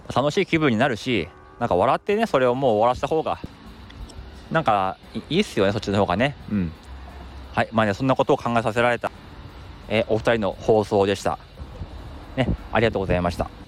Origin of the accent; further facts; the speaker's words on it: Akita, Japan; now in Tokyo, Japan; 地元の秋田にもあってですね